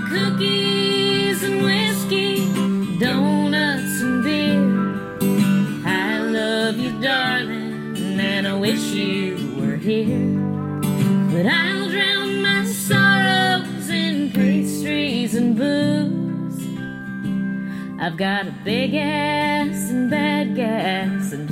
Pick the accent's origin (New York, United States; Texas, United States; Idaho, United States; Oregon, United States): Oregon, United States; Portland; also born or lived in California; as a teenager, like, kind of growing up in Portland